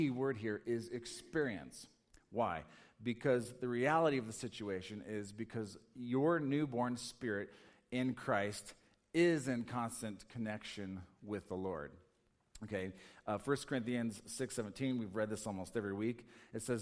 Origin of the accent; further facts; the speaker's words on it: Colorado, United States; I'm from Colorado